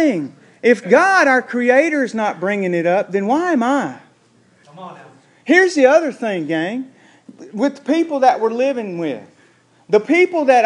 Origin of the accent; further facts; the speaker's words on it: the American South, United States; accent: southern drawl; our little southern draw